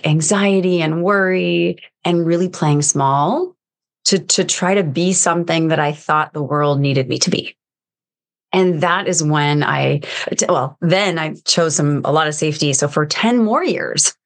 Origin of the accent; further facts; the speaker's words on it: United States; I'm American